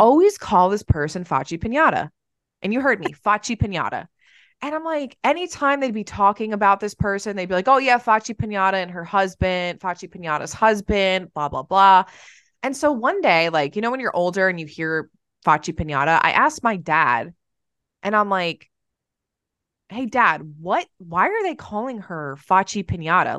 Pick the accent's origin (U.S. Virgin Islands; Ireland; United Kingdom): Ireland; I'm Irish